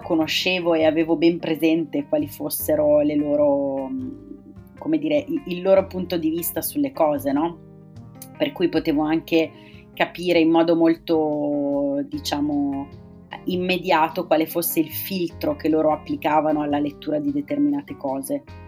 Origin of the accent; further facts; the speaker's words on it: province of Bergamo, Lombardy, Italy; Io sono originaria della provincia di Bergamo